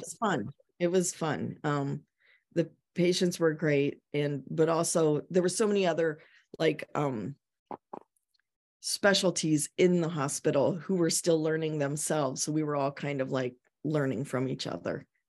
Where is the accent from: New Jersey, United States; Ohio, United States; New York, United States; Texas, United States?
Ohio, United States; now in Yarmouth, Maine, United States; I'm from Ohio